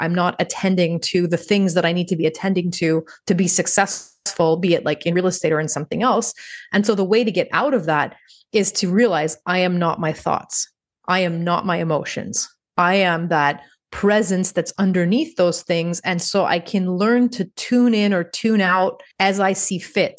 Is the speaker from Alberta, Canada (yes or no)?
no; Montreal, Quebec, Canada; moved away as an adult; when I moved back to my hometown, which is Montreal, Canada